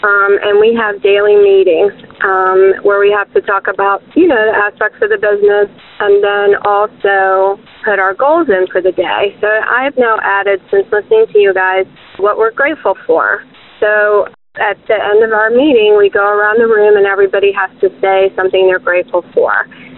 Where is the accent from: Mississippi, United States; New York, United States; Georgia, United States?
Georgia, United States; Atlanta; now in Lancaster, United States; I'm from the Atlanta area. I now live in Lancaster, Pennsylvania.